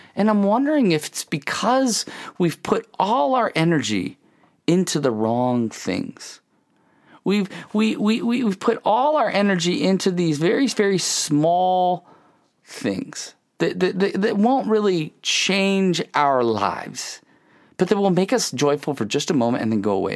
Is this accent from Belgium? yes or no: no; Ohio, United States; I grew up in Ohio